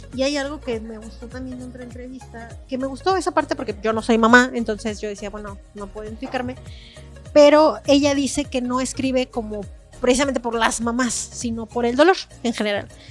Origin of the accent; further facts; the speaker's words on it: San Luis Potosí, Mexico; las personas que somos de San Luis Potosí